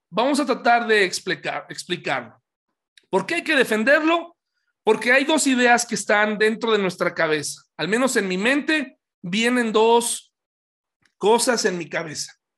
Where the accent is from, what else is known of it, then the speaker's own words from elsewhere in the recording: Pachuca, Hidalgo, Mexico; cuando yo era niño, yo crecí en Pachuca